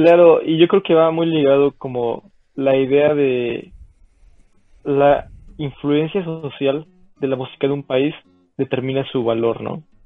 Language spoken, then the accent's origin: Spanish; Mexico; nos une como mexicanos